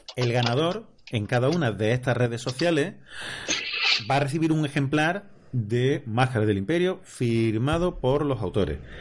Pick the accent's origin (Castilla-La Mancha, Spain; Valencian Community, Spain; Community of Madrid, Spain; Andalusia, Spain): Andalusia, Spain; Córdoba; soy cordobés